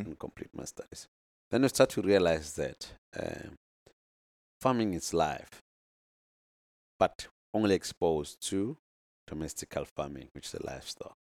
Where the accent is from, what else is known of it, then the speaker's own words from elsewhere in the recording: North West, South Africa; I'm from the Northwest, uh, in South Africa here